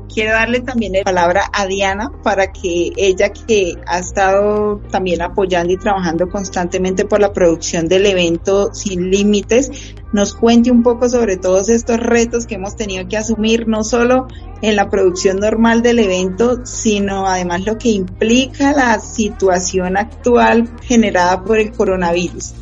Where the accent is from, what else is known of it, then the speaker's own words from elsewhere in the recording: Bucaramanga, Santander, Colombia; yo soy de Bucaramanga Santander